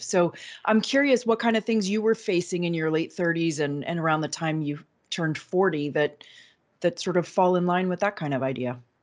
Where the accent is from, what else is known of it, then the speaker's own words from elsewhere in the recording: Manchester, New Hampshire, United States; I was born in Manchester, my mother was born in Manchester